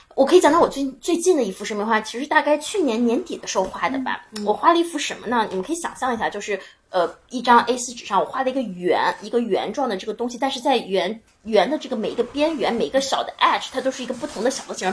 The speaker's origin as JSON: {"language": "Chinese", "country": "China", "said": "我是一个来自中国的女孩儿"}